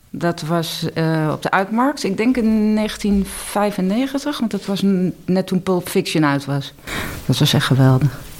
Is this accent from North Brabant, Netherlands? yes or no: yes; Eindhoven, North Brabant, Netherlands; Ik, ik ben opgegroeid in Eindhoven